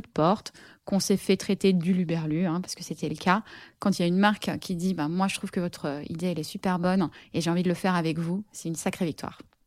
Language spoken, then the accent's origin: French; Paris, Île-de-France, France; je suis parisienne